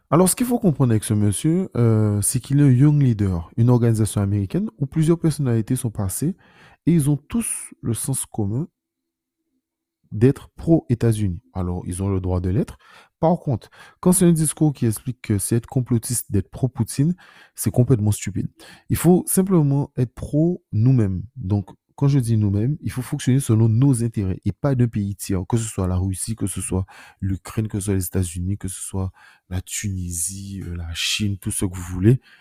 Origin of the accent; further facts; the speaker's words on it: France; en tant que Français contributeur net